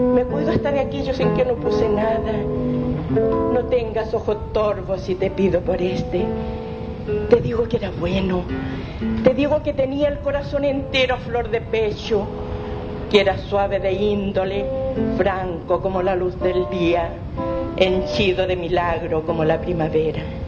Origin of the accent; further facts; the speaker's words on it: Mexico; moved away; Yo soy mexicana.